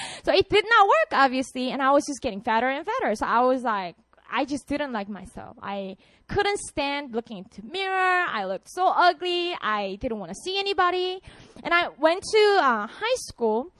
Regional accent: Busan, South Korea; English is a second language; moved away as an adult; now in Seoul, South Korea; So I'm from Busan. That's my hometown. I wanted to move to Seoul so badly

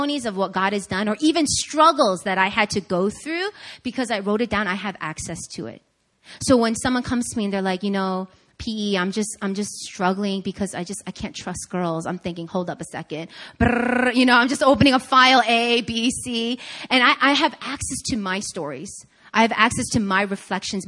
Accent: Long Island, New York, United States; moved away; I grew up in Long Island, New York, in the suburbs.

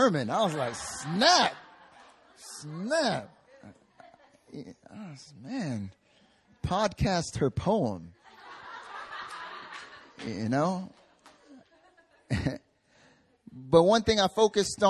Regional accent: North Carolina, United States; now in South Korea; when I went back home

